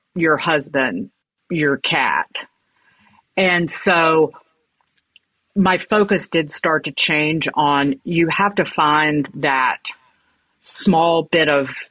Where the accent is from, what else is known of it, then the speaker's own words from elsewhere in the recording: Brookneal, Virginia, United States; I grew up in it's called Brookneal, Virginia. It is in Southern Virginia.